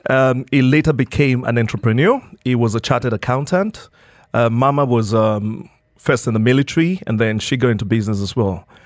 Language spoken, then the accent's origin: English; Nigeria; moved away as an adult; now in Dubai, United Arab Emirates; I grew up in Nigeria, um, spent my childhood in Nigeria